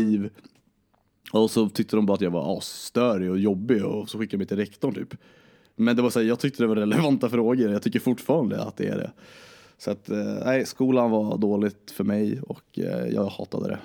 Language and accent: Swedish; Vingåker, Södermanland, Sweden; also born or lived in Djurö, Stockholm / Nacka; now in Uppsala, Sweden; jag föddes i, på Djurö i Stockholm, föddes på Nacka sjukhus, sen så flyttade vi till Vingåker i, eh, och bodde i en prästgård där för min farsa är kyrkoherde. Och eh, så bodde vi där, idyllisk barndom